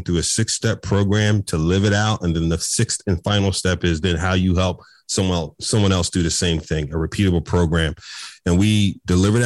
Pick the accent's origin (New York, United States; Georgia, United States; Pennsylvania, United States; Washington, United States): Pennsylvania, United States; Philadelphia; I grew up in North Philadelphia, man, in Philly.